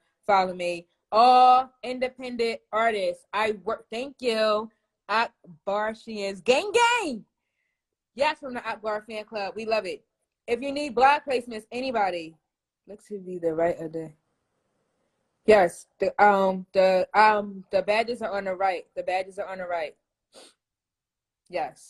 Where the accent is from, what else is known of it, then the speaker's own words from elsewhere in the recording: Philadelphia, Pennsylvania, United States; now in Atlanta, United States; I'm from Philly.